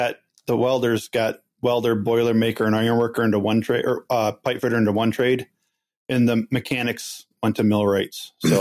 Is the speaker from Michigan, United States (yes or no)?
yes; Marysville, Michigan, United States; I grew up right here in Marysville, Michigan, where I'm still at today.